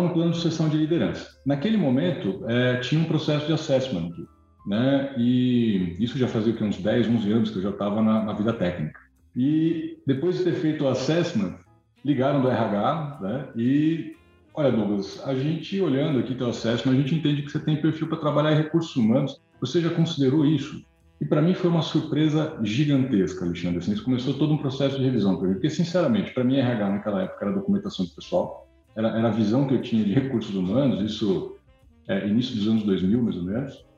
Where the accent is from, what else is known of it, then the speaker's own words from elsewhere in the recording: São Bernardo do Campo, São Paulo, Brazil; natural de São Bernardo do Campo